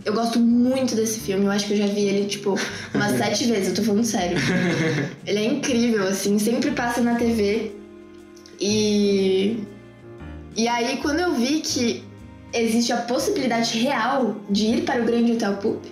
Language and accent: Portuguese; Brazil; nós somos brasileiros